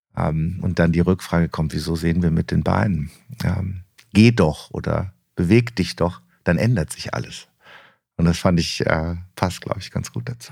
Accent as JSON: {"language": "German", "region": "Rhineland", "country": "Germany", "said": "als Rheinländer"}